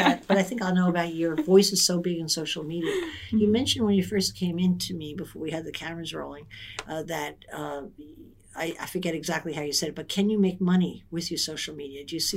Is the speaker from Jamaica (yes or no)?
no; Ireland; I'm Irish.